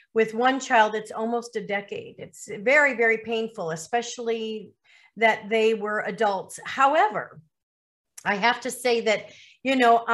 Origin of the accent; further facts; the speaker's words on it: Lake Forest, Illinois, United States; moved away as an adult; also born or lived in Miami, Florida / Chicago suburbs; now in Caribbean; I was raised in Lake Forest, Illinois, which is a northern suburb